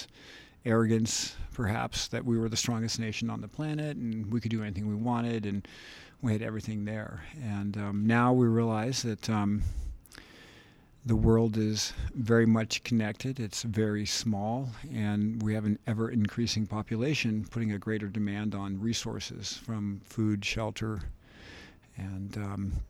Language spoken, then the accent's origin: English; San Francisco, California, United States; I was born in San Francisco